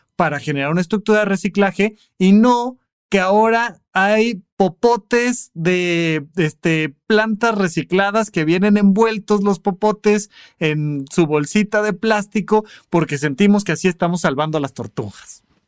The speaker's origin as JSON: {"language": "Spanish", "town": "Almoloya de Juárez", "region": "State of Mexico", "country": "Mexico", "tie": "born or raised there", "said": "Cuando yo crecí allá en Almoloya de Juárez, cuando yo era niño"}